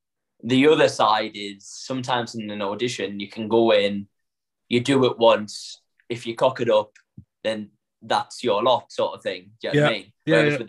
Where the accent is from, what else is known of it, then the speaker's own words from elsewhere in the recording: Northern England, United Kingdom; accent: northern; now in London, United Kingdom; one thing that my training and then moving down to London taught me was that my accent is my USP.